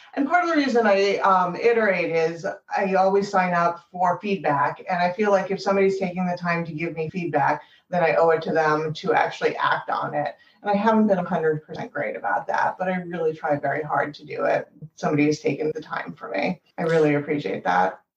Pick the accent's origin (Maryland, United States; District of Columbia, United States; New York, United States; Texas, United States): New York, United States; an hour north of New York City, United States; moved away as an adult; now in Boston, United States; I grew up in New York City or an hour north of New York City originally